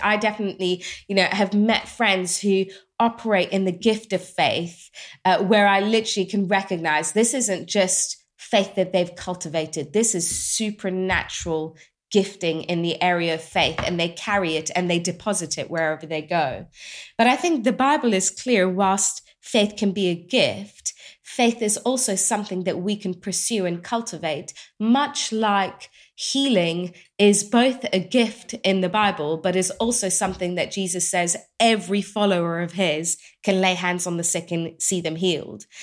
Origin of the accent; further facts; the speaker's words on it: England, United Kingdom; I grew up in England, so I know this well, you know, British culture